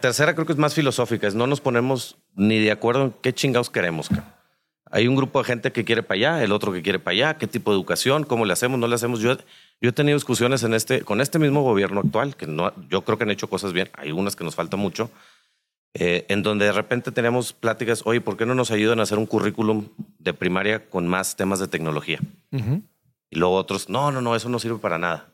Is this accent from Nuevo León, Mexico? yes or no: yes; Nuevo León, Mexico; nosotros que somos de Nuevo León